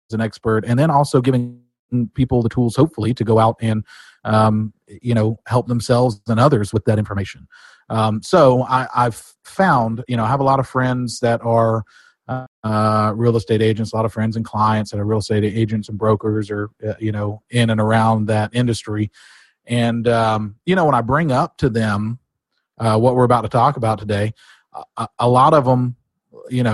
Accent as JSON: {"language": "English", "town": "Pensacola", "region": "Florida", "country": "United States", "tie": "born or raised there", "said": "I'm born and raised in Pensacola."}